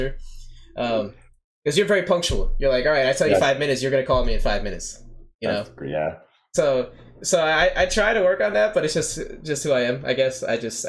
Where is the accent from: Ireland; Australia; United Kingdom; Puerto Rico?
Puerto Rico; I'm more Americanized as Puerto Rican people are more Americanized